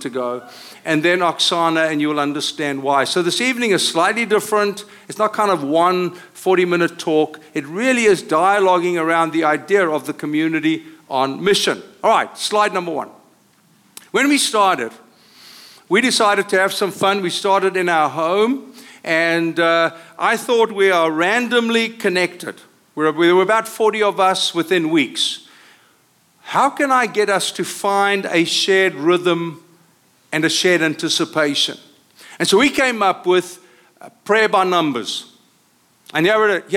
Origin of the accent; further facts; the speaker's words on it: South Africa; accent: South African; now in Costa Mesa, United States; I come from South Africa, as you hear by accent.